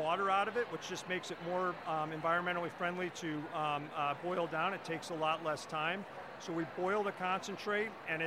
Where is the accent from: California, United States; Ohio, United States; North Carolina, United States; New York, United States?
Ohio, United States; now in Vermont, United States; I'm from Ohio